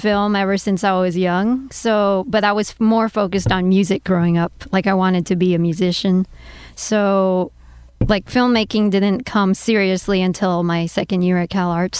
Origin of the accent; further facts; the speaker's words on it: Germany; So, like, you know, I grew up in Germany, so they have the McRib year round there.